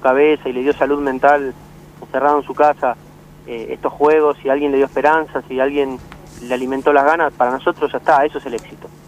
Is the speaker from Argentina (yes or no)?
yes; San Fernando, Buenos Aires Province, Argentina; yo soy de San Fernando, nací en San Fernando y, pienso vivir en San Fernando